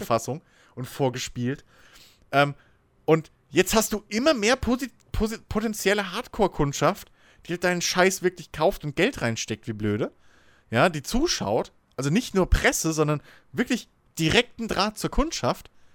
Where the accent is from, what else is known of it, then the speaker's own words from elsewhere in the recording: Germany; dass ich Deutscher wäre